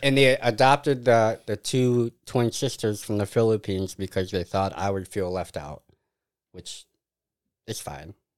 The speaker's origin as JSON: {"language": "English", "town": "Mazomanie", "region": "Wisconsin", "country": "United States", "tie": "born or raised there", "also_born_or_lived": "Madison, Wisconsin", "said": "I grew up in Major Manny."}